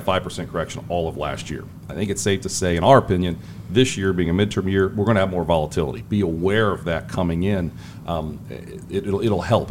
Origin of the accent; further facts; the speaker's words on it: Springfield, Ohio, United States; moved away as an adult; also born or lived in Cincinnati, Ohio; now in Charlotte, United States; I grew up in Springfield, Ohio, um, Clark Clark County, Springfield boy